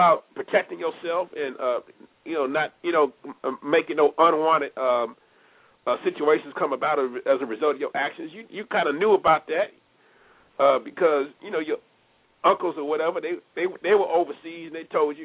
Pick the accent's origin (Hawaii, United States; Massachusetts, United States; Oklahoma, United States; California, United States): California, United States; Los Angeles; growing up in Los Angeles